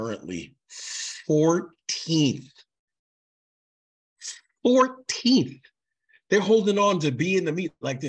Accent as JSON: {"language": "English", "region": "New York", "country": "United States", "said": "I am a New Yorker"}